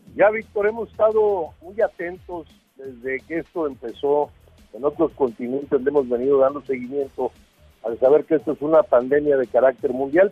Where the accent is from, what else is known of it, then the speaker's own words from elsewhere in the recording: Mexico; somos mexicanos